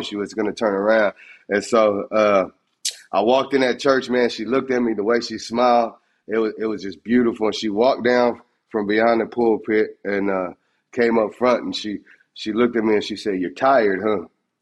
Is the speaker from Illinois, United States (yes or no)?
no; Texas, United States; I'm from Texas.